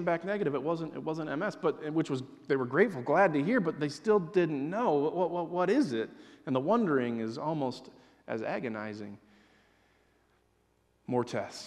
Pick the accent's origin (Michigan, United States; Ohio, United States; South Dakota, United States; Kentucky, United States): Michigan, United States; Hudsonville; I was born in Hudsonville. It was a farming community then